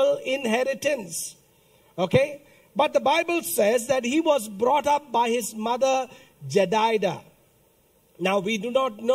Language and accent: English; India; I come from a church in India which believes that we became Christians before Jesus Christ